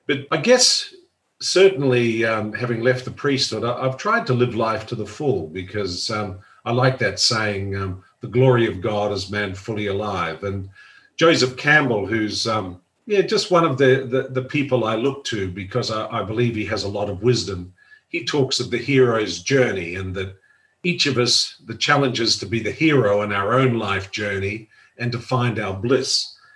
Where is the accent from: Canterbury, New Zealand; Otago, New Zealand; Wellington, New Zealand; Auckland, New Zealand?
Auckland, New Zealand; moved away; loved the freedom of, of growing up uh, in Auckland